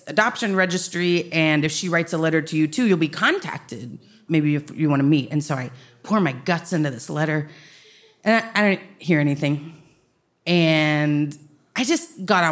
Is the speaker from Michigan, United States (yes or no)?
no; Dallas, Texas, United States; also born or lived in Austin, Texas; I'm from Dallas